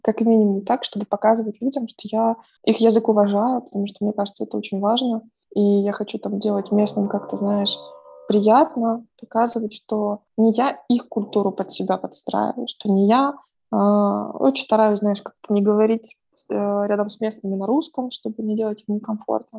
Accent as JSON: {"language": "Russian", "town": "Odesa", "region": "Odesa Oblast", "country": "Ukraine", "tie": "born or raised there", "also_born_or_lived": "Russia", "moved": "yes", "lives_now": "Turkey", "said": "мои родители в Одессе, и там мой родной город и дом"}